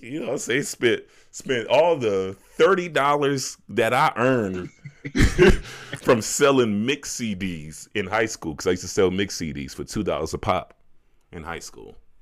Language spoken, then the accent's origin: English; Chicago, Illinois, United States; also born or lived in Las Vegas, United States; now in Denver, United States; growing up in Chicago